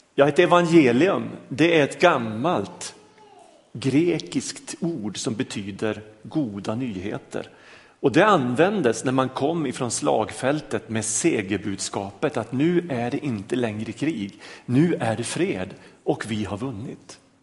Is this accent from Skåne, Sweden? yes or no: no; a small village outside Lycksele, Norrland, Västerbotten County, Sweden; moved away; jag är norrlänning, jag kommer från en liten by utanför Lycksele